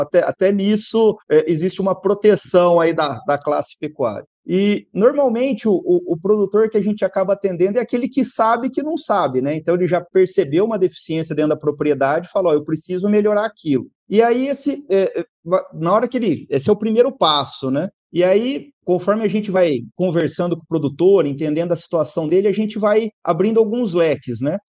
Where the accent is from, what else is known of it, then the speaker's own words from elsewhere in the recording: São José do Rio Preto, São Paulo, Brazil; also born or lived in Mirassol; Eu nasci em Mirassol, mas fui criado em São José do Rio Preto